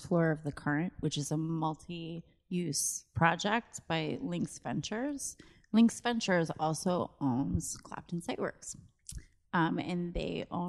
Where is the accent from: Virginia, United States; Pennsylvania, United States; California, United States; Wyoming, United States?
Virginia, United States; Richmond; moved away as an adult; also born or lived in New York / Boston / Los Angeles; I grew up in Northside. I grew up my whole life here